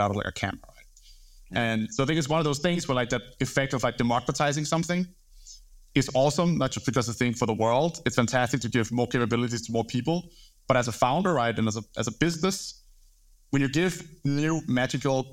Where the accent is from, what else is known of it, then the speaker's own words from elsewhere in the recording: Copenhagen, Capital Region of Denmark, Denmark; moved away as an adult; now in London, United Kingdom; I'm from Denmark, grew up in Copenhagen, moved to London